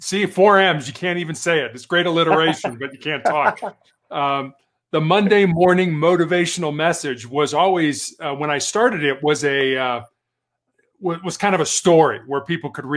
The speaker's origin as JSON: {"language": "English", "town": "Chicago", "region": "Illinois", "country": "United States", "tie": "born or raised there", "also_born_or_lived": "Charleston, South Carolina / Santa Barbara, California", "moved": "as an adult", "said": "I was born and raised in Chicago"}